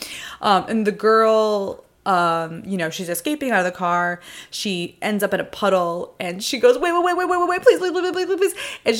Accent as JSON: {"language": "English", "region": "New York", "country": "United States", "said": "I'm literally from New York."}